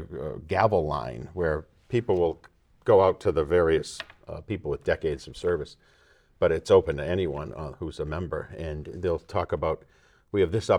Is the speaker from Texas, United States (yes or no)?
no; Marlborough, Massachusetts, United States; I grew up in Marlboro, and I grew up in a family which a variety of people served on appointed or elected positions.